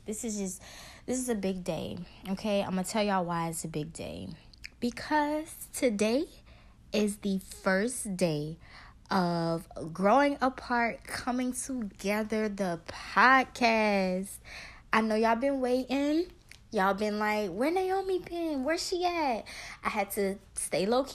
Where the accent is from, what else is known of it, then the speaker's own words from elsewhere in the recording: Baton Rouge, Louisiana, United States; also born or lived in New Orleans, Louisiana; I grew up in Baton Rouge, though.